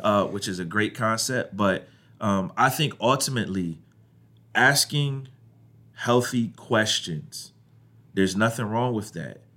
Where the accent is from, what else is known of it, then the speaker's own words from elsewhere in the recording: Ohio, United States; I grew up in Ohio